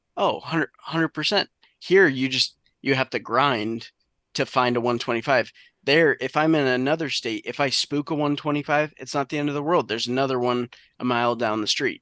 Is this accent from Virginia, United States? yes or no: no; southern New Hampshire, United States; growing up in southern New Hampshire